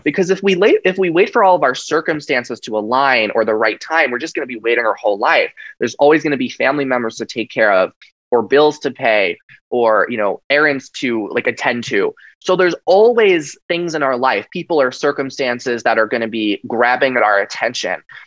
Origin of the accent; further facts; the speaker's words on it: Long Island, New York, United States; growing up on Long Island, New York, in an, Italian American family